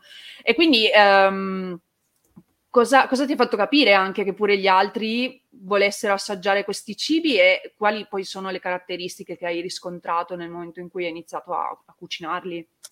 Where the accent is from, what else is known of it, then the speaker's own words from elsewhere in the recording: Turin, Piedmont, Italy; moved away as an adult; now in Veneto, Italy; essendo torinese anche io